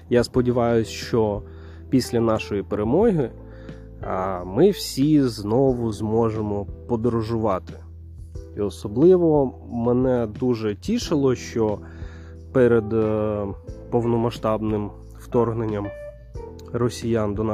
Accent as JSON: {"language": "Ukrainian", "country": "Ukraine", "said": "потім чує мій акцент, питає, звідки я. Я кажу, що з України."}